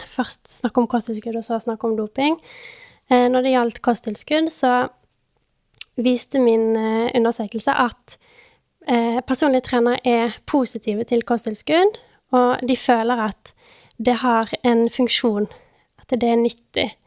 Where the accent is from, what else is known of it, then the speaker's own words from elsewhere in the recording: Bergen, Vestland, Norway; Jeg er jo da 26 år, eh, fra Bergen. Selv om dialekten min er litt eh, utvaska.